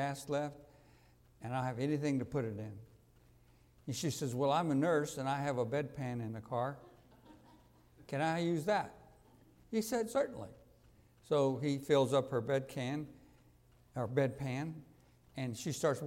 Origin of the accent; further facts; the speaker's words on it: Houston, Texas, United States; I'm from Houston, which is probably the hottest city in America.